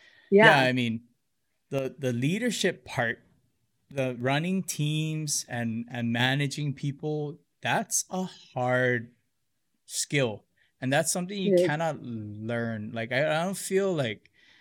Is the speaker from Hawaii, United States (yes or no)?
yes; Hilo, Hawaii, United States; they consider me a townie that I grew up in Hilo